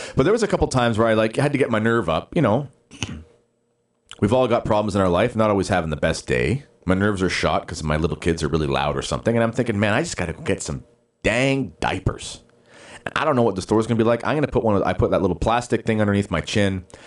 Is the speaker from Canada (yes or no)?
yes; Justin Bieber's hometown, Ontario, Canada; born or raised there